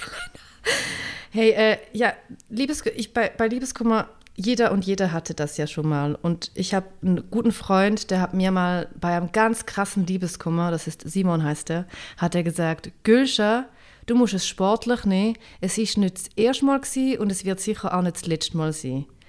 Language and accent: German; St. Gallen, Switzerland; St. Gallen, das ist der Ort, wo ich herkomme, das ist mein Hometown sozusagen, mein Home-Kanton